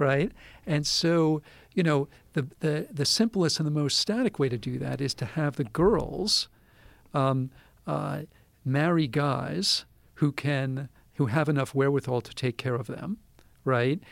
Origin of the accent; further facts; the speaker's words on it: United States; I'm this American